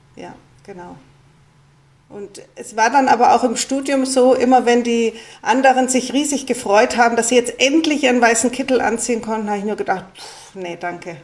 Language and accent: German; Munich, Bavaria, Germany; ich bin eben in München aufgewachsen